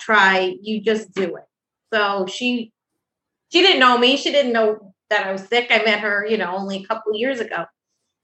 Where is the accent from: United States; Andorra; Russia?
United States; Westchester, New York; now in White Plains, United States; I'm originally from Westchester